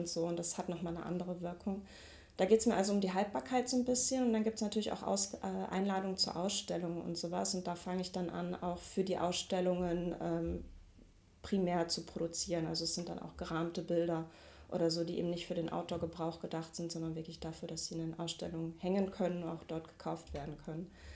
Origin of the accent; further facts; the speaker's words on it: Mülheim an der Ruhr, North Rhine-Westphalia, Germany; moved away as an adult; now in Duisburg, Germany; Ich komme eigentlich aus Mülheim an der Ruhr